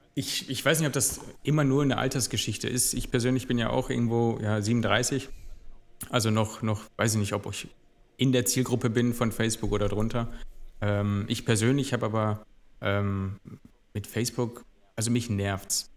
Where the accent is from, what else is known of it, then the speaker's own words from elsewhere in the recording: Gelsenkirchen, North Rhine-Westphalia, Germany; moved away as an adult; now in Duisburg, Germany; jetzt bin ich Duisburger, aber ich bin eigentlich gebürtiger Gelsenkirchener. Hab da 36 Jahre gelebt